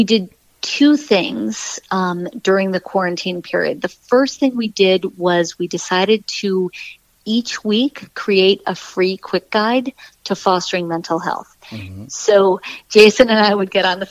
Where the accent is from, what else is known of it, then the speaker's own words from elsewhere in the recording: New York, United States; I'm a New Yorker